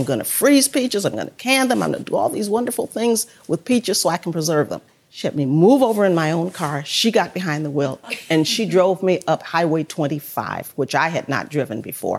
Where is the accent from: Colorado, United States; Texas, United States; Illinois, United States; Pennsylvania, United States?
Illinois, United States; Chicago; also born or lived in Mississippi; now in Trenton, South Carolina, United States; I grew up in Chicago. That's where I was born and bred, as they say, in Chicago. But my parents were from Mississippi.